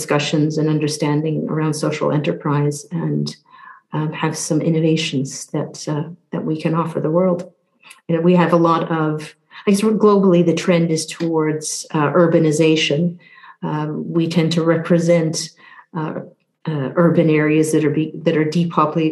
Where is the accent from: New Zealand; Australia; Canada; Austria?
Canada; Newfoundland and Labrador; moved away as an adult; also born or lived in Southeast Asia; now in United Kingdom; I'm from Newfoundland, which is in the eastern part of Canada, born on the island of Newfoundland, part of the province of Newfoundland and Labrador.